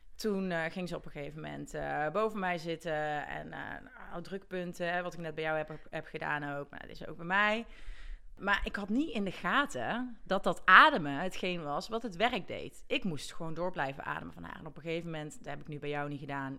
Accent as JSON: {"language": "Dutch", "town": "Gilze", "region": "North Brabant", "country": "Netherlands", "said": "ik kom uit Gilsen"}